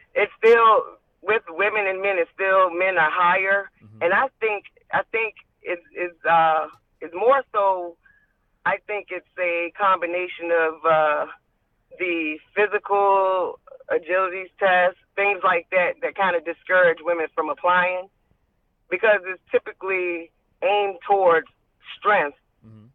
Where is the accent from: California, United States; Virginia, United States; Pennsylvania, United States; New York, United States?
Virginia, United States; Richmond; I'm from Richmond, uh, born and raised, graduated from John Marshall High School.